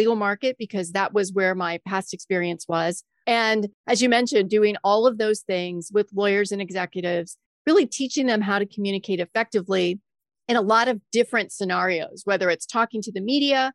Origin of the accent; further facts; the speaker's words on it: Florida Keys, United States; moved away as an adult; now in Maryland, United States; I worked in radio news right out of college in the Florida Keys, which was my hometown